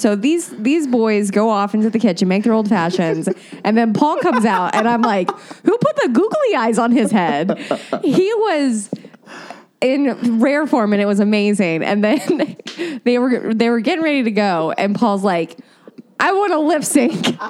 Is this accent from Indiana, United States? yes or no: yes; Indiana, United States; moved away; a radio show that oh. was in my hometown called Bob and Tom